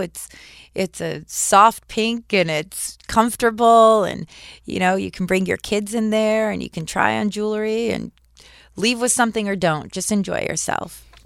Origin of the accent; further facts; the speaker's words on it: Malibu, California, United States; I grew up in Malibu